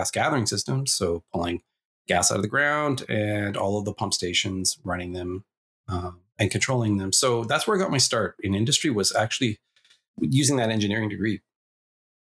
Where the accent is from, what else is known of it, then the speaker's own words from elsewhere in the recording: Sherwood Park, Alberta, Canada; also born or lived in Edmonton; I was raised in Sherwood Park, Alberta, just outside of Edmonton.